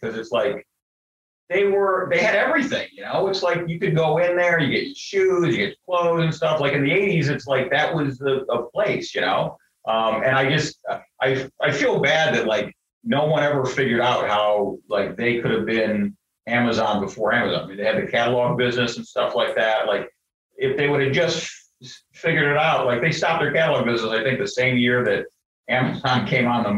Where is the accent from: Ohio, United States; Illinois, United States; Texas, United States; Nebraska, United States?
Ohio, United States; Cleveland; moved away; I'm from Cleveland, Ohio originally. Like, we got a big steel mill in town. And when I was growing up, they were shutting parts of it down